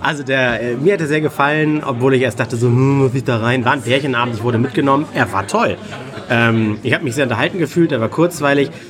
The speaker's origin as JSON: {"language": "German", "region": "Hamburg", "country": "Germany", "tie": "born or raised there", "said": "Das ist hier in Hamburg Bei uns im Norden, wo wir alle herkommen"}